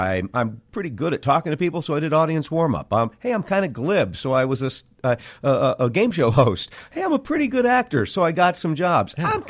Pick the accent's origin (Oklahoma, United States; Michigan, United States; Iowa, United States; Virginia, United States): Iowa, United States; Cedar Falls; moved away as an adult; I was born in Cedar Falls, Iowa.